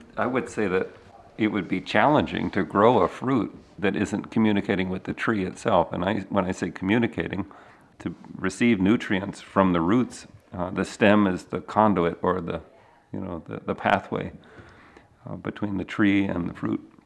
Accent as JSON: {"language": "English", "region": "Maryland", "country": "United States", "tie": "born or raised there", "moved": "yes", "said": "I grew up in the Mid-Atlantic in Maryland"}